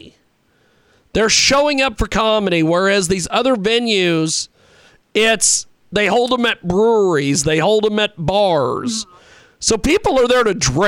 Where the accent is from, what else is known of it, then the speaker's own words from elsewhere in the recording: Kansas, United States; moved away; I am originally from Kansas, of all places.